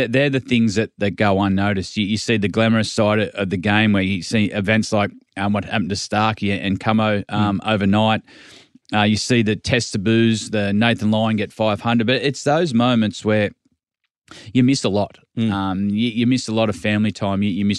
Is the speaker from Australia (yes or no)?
yes; Australia; I'm an Aussie rock man. I grew up listening to … and I enjoyed all the live pub scene as you'd imagine.